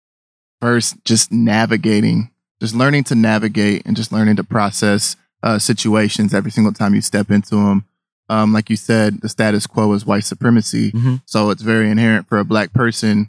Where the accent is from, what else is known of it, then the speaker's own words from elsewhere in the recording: St. Louis, Missouri, United States; also born or lived in the South; now in Seattle, United States; all my experiences growing up in the South and growing up in St. Louis has just really influenced me. It made my identity something that in this space in Seattle is obvious